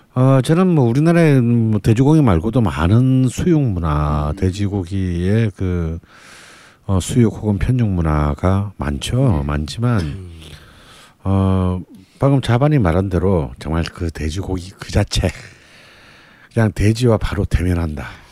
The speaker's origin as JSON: {"language": "Korean", "region": "Busan", "country": "South Korea", "tie": "born or raised there", "moved": "as an adult", "lives_now": "Seoul, South Korea", "said": "어릴 때 부산에서 자랐기 때문에"}